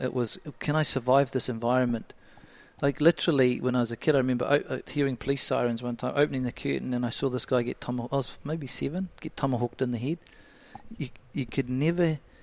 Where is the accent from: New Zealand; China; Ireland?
New Zealand; Flaxmere, Hawke's Bay; Brought up in a real so low socioeconomic area, Flaxmere